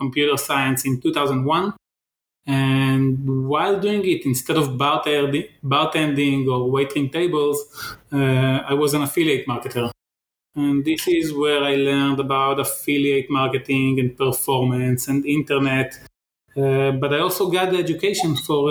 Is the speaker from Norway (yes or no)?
no; Bat Yam, Tel Aviv District, Israel; From near Tel Aviv. It's a suburb of Tel Aviv. It's called Bat Yam